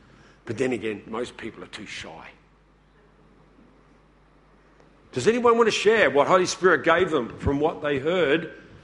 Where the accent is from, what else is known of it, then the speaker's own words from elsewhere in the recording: Woodside, South Australia, Australia; I come from the Adelaide Hills. Where did I grow up? in the little town of Woodside